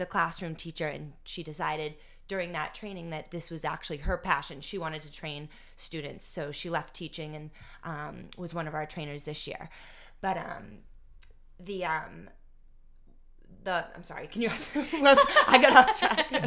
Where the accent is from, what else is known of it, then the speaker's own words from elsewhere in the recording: North Andover, Massachusetts, United States; I grew up in North Andover, grew up hanging out here at the U Center